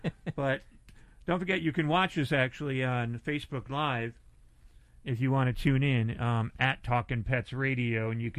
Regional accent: Northeast, United States; because I grew up in the Northeast, and when I talked, same. I was like, the dog, I'm going to walk the dog.

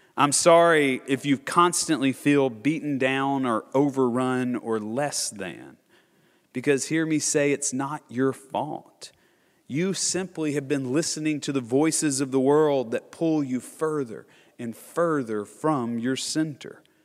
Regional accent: Nashville, Tennessee, United States; I'm born and raised in Nashville or just right outside of Nashville

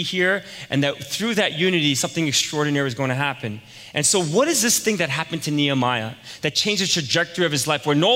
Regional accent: New York, United States; moved away; I was from New York

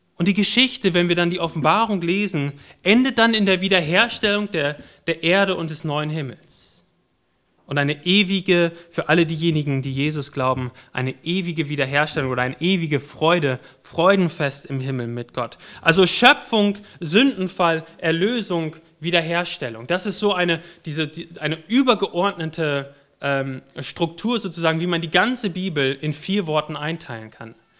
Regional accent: Warendorf, North Rhine-Westphalia, Germany; moved away; Ich bin in Warndorf geboren und in Warndorf aufgewachsen

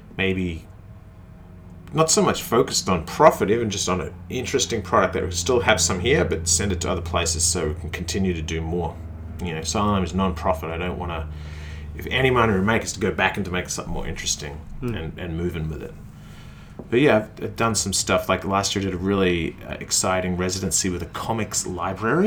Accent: Australia; also born or lived in Melbourne; I'm Australian

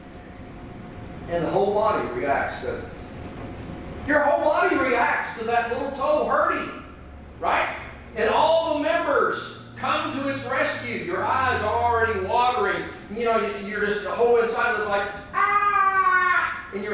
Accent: Kentucky, United States; I'm from Kentucky, and yes, in Kentucky we go barefoot.

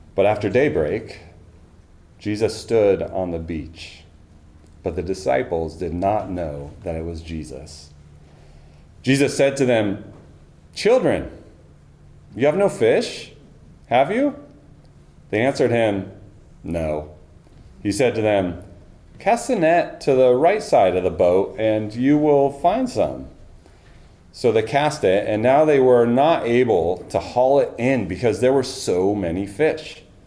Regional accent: Snohomish, Washington, United States; moved away as an adult; also born or lived in California; I grew up in Snohomish, just down the road on Highway 9.

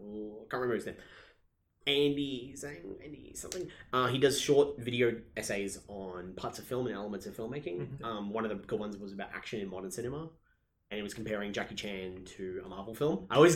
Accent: Australia; We are Australian.

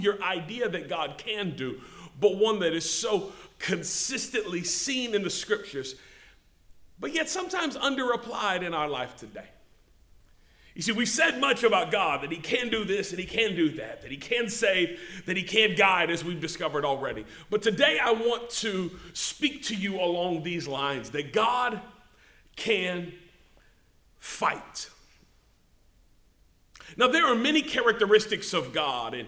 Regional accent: Memphis, Tennessee, United States; I grew up in Memphis, Tennessee

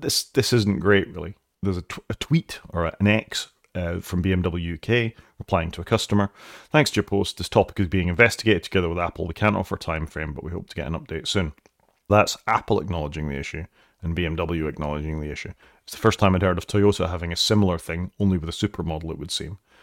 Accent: Wales, United Kingdom

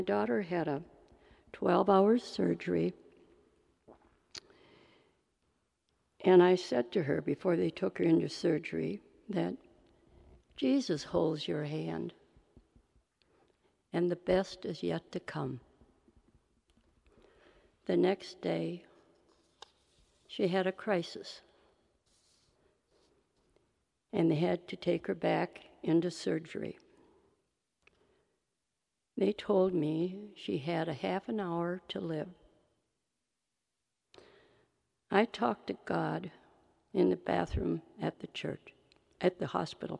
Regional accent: Wisconsin, United States; My first memories of church are my mother dressing us in snowsuits so we could walk to our little Lutheran church in Wisconsin

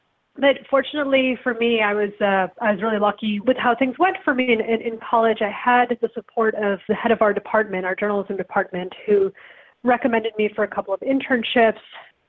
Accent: Evanston, Illinois, United States; also born or lived in India; I grew up in Evanston, Illinois, which is a big town for that. It's where Northwestern is, an excellent journalism school.

